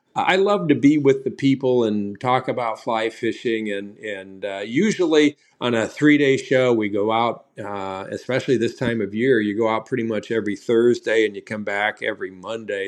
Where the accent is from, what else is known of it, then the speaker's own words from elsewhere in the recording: Southern Illinois, United States; now in Wisconsin, United States; I grew up in Southern Illinois